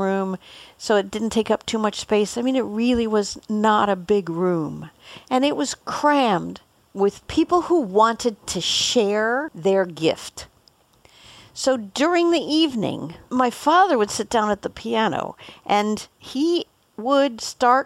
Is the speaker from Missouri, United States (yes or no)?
no; Boulder, Colorado, United States; Growing up in Boulder, we were very close to the Denver airport